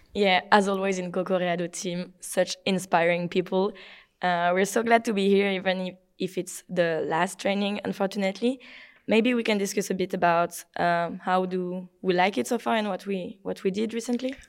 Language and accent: English; France; from France